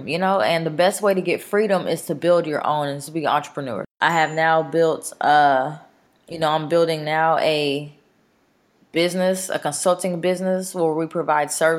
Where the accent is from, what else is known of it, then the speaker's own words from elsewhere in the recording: Mesquite, Texas, United States; also born or lived in Dallas, Texas; I had a great childhood. I grew up in Mesquite